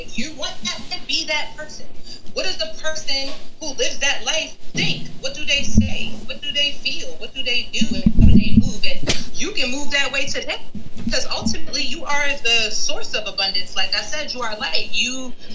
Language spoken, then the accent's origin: English; New York, United States; moved away as an adult; now in Ohio, United States; I'm from New York